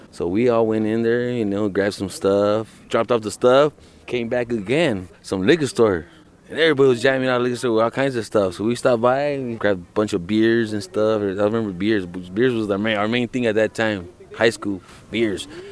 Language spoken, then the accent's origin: English; Los Angeles, California, United States; I'm from East LA, Boyle Heights